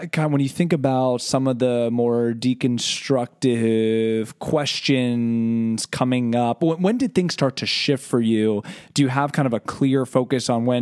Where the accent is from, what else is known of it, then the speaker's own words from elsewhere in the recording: Philadelphia, Pennsylvania, United States; I grew up in Philadelphia